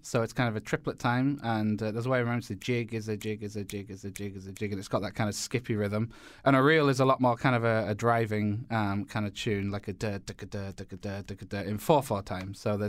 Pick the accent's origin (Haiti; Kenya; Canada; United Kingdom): United Kingdom; Northern England; No, I'm from Northern England. I was born and raised in Northern England, and studied classical violin from a young age